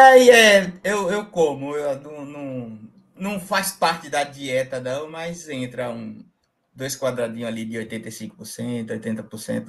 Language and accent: Portuguese; Jacobina, Bahia, Brazil; eu sou da Bahia, Jacobina Bahia, no início aqui da Chapada Diamantina